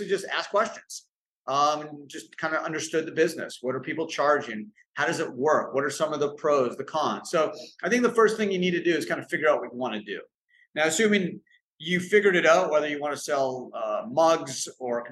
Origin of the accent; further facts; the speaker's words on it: Canada; now in United States; I grew up in Canada